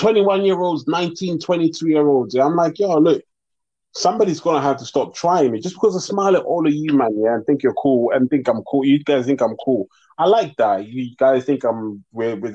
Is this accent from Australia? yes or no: no; South Africa; now in London, United Kingdom; I'm also South African, you know, like, I lived through fucking apartheid